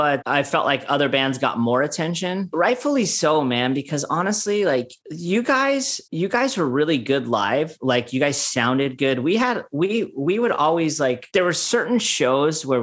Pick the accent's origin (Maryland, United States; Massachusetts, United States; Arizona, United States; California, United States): California, United States; Oxnard; we're just dudes from the Nard, like Oxnard